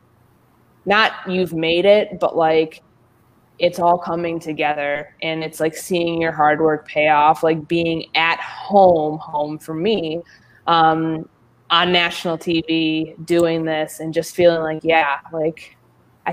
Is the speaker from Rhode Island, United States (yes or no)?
no; Chicago, Illinois, United States; moved away as an adult; also born or lived in Indiana / West Coast / Mississippi; now in Minnesota, United States; I grew up in Chicago, grew up, you know, on the north side of the city